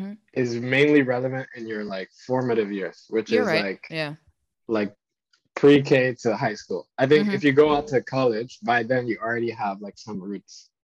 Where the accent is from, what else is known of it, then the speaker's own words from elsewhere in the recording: Paris, Île-de-France, France; born there; also born or lived in Zimbabwe; And then before that, I was born in France, so I was in Paris.